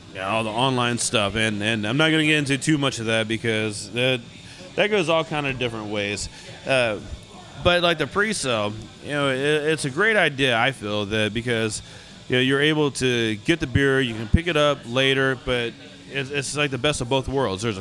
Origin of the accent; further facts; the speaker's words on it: United States; we're growing up in the United States, you know, there's there wasn't a whole lot of soccer.